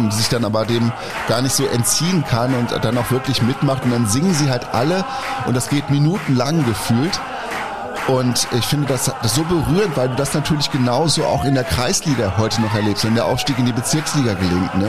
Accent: Schaumburger Land, Lower Saxony, Germany; in meiner Heimat, ist der aufgewachsen, im Schaumburger Land

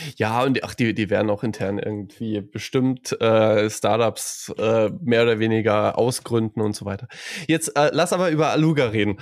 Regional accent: Saarland, Germany; als Saarländer

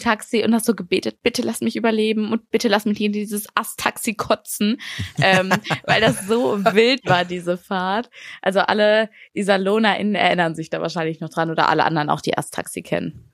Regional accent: Iserlohn, North Rhine-Westphalia, Germany; ich bin auf dem Dorf groß geworden, habe immer gesagt, ich komme aus einer Kleinstadt. aber 100.000 Einwohner haben wir in Iserlohn.

